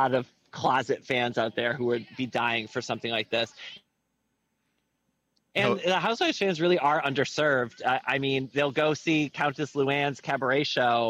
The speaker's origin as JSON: {"language": "English", "country": "United States", "moved": "as an adult", "lives_now": "London, United Kingdom", "said": "I am an American. I just live here"}